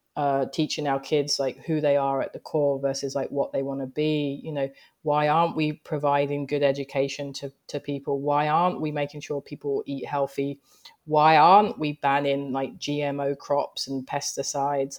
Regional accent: London, United Kingdom; moved away as an adult; also born or lived in Greenwich, London / Japan; now in New York, United States; I grew up in Thamesmead. Thamesmead is in Southeast London

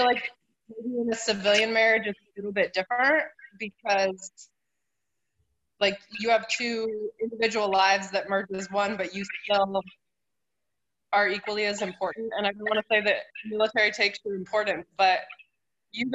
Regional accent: Oregon, United States; moved away; grew up in Oregon, so there is no military bases

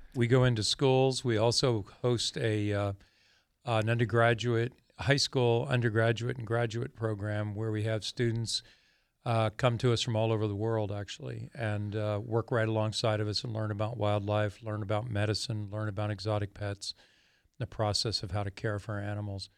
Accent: Pennsylvania, United States; I grew up in Pennsylvania.

